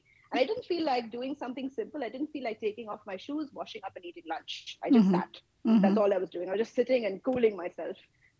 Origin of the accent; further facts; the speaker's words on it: Kolkata, West Bengal, India; I am based in India. I am from Kolkata in the state of West Bengal. And I spent a fair chunk of my life here.